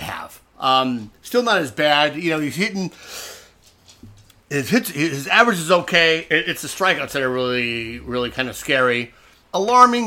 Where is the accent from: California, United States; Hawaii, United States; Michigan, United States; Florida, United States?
California, United States; San Diego; my hometown team. It's my hometown team.